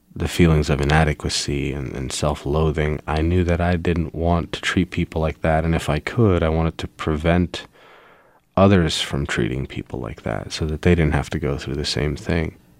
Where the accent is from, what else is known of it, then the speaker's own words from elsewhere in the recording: Pittsburgh, Pennsylvania, United States; I was born in Pittsburgh, Pennsylvania in 1983